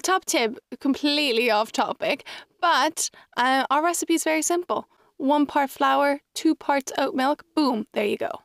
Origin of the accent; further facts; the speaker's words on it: Ireland; also born or lived in Mexico; I was raised in Ireland